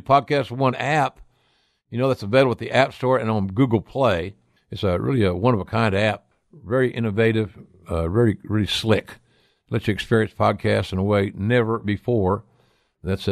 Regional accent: Oklahoma, United States; my home state of Oklahoma

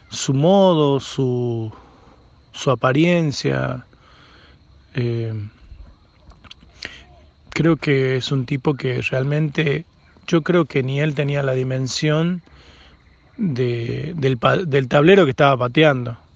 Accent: Frías, Santiago del Estero, Argentina; born there; Vos sabés que yo tengo origen eh, por madre y por padre catamarqueños y mi mamá eh, se fue a trabajar a Fría y ahí nacimos con mi hermano, nacimos santigueños, pero toda mi sangre eh, es de, de origen catamarqueño.

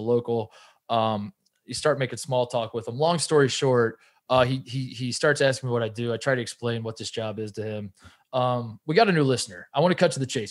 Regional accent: Brownsburg, Indiana, United States; I'm from Indianapolis. I'm from the west side too. I'm from Brownsburg

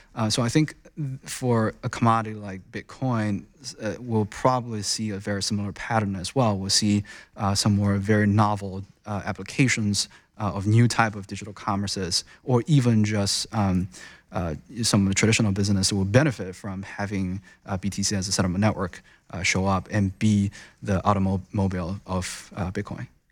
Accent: China; moved away as an adult; also born or lived in United States; I was born and raised in China. I spent most of my time in, uh, you know, early days in China, went through a very traditional Chinese education system. Um, and I came to U S for college

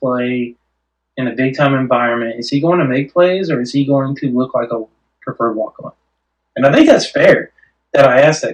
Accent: Clinton, Oklahoma, United States; I was born in Clinton, Oklahoma

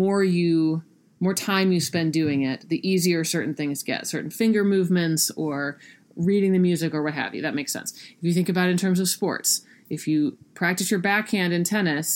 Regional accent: South Carolina, United States; I grew up in South Carolina. That's where I picked it up.

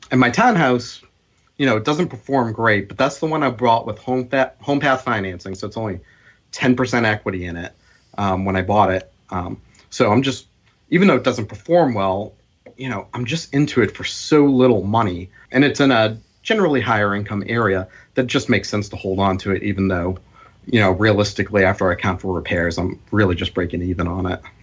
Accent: Boston, Massachusetts, United States; growing up in Boston

